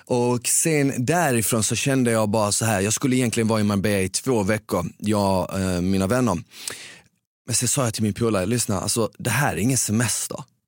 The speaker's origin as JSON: {"language": "Swedish", "town": "Malmö", "region": "Skåne", "country": "Sweden", "tie": "born or raised there", "also_born_or_lived": "Bosnia", "accent": "Skåne", "said": "Jag växte upp på Rosengård i Ramelsväg"}